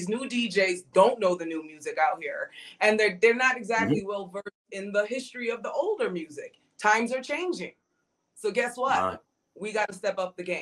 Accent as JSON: {"language": "English", "country": "Jamaica", "said": "I'm Jamaican"}